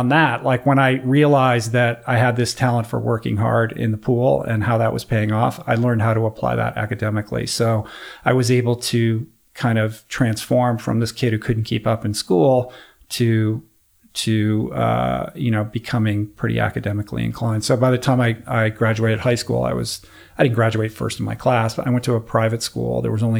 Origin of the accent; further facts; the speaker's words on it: East Coast, United States; You know, sunny California. I grew up on the East Coast.